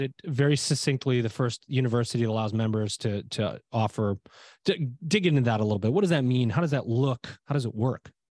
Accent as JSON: {"language": "English", "town": "Liverpool", "region": "New York", "country": "United States", "tie": "born or raised there", "also_born_or_lived": "Syracuse, New York", "moved": "yes", "said": "I am originally from Syracuse, New York. It is where I was born, in Saint Joe's, in, it's in Syracuse, New York. It's where I grew up, in a little, a city called Liverpool, New York."}